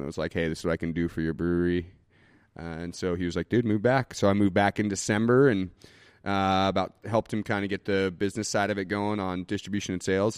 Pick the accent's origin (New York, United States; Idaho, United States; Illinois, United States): Idaho, United States; Boise; also born or lived in Portland / Nicaragua; I was born and raised here in Boise